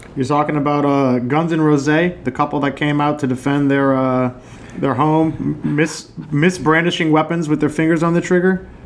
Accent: New Orleans, Louisiana, United States; we've always kind of grown up in this fe- like semi feudal aristocratic society in New Orleans

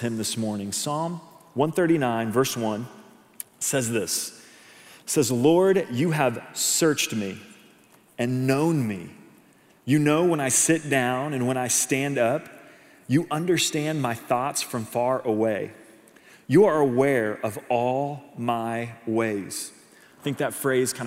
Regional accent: Edmond, Oklahoma, United States; moved away; I'm actually from Edmond, Oklahoma, Oklahoma City. That's where I grew up, born and raised

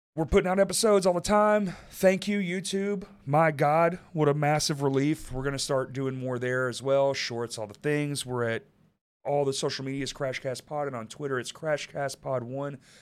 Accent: Dallas, Texas, United States; moved away; I grew up in Dallas

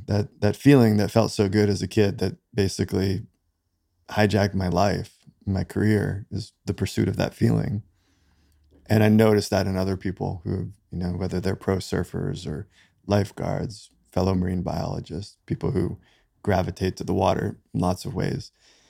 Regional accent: New York City, New York, United States; moved away; So I grew up, I was born in New York City.

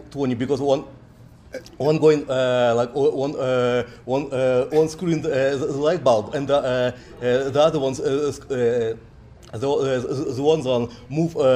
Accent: Russia; English is a second language; moved away as an adult; now in United States; Uh, I, came, I came from Russia to the U.S. and came, uh, came, came, came to the U.S. for Texas Tech University.

